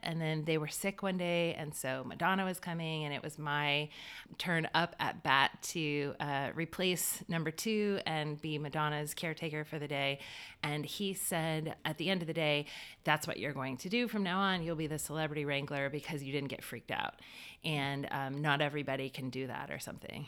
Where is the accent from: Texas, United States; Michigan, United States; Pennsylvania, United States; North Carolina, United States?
North Carolina, United States; Wilmington; born and raised in Wilmington, North Carolina.